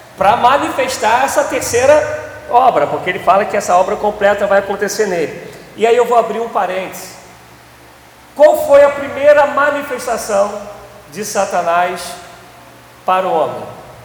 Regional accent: Brazil; a gente, enquanto brasileiro, a gente é oriundo disso

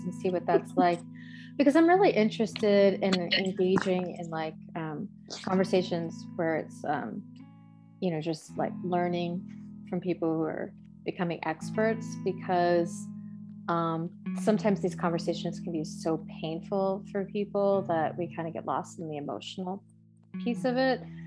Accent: East Coast, United States; moved away as an adult; now in California, United States; I'm from the East Coast and we've only lived out here in California for three years

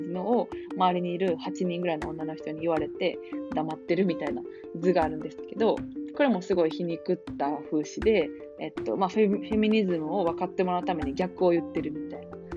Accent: Kansai, Japan; 関西人としては

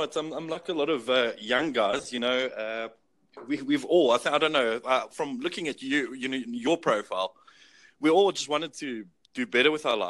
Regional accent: Johannesburg, Gauteng, South Africa; I'm from South Africa

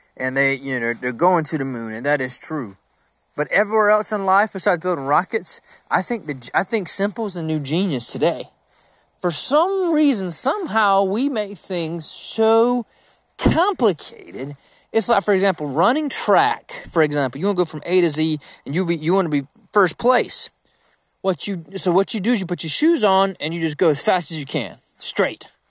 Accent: Georgia, United States; I'm from Country Town

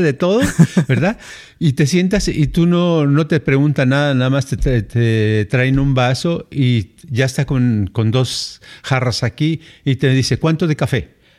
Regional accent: Mexico City, Mexico; moved away; cuando tenía yo, creo que tenía yo unos siete a ocho años, y nos fuimos de la Ciudad de México a, Jalisco

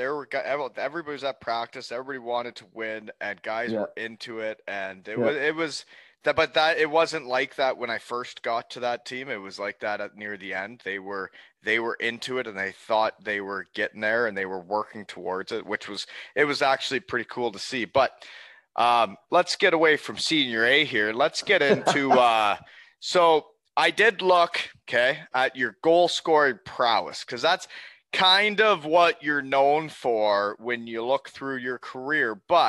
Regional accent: Elmira, Ontario, Canada; Oh, if you listen to the pods, I'm from Elmira.

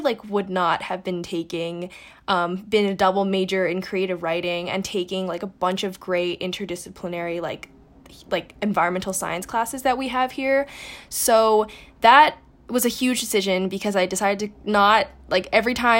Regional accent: New York City, New York, United States; I grew up in New York City

